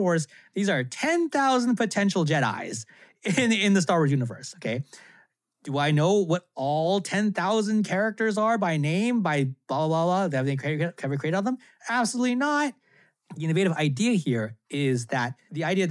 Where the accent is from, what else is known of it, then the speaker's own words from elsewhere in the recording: Cupertino, California, United States; I grew up in Cupertino